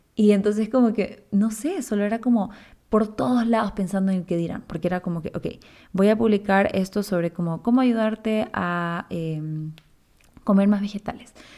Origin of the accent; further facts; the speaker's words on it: Chile; now in Ecuador; yo soy chilena, pero vivo en Ecuador hace ya casi 15 años